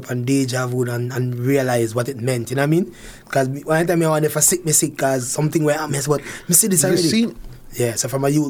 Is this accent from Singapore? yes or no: no; Harmons, Manchester, Jamaica; moved away as an adult; also born or lived in Canada; I'm from Manchester. I was born in Manchester, a place called Harmons.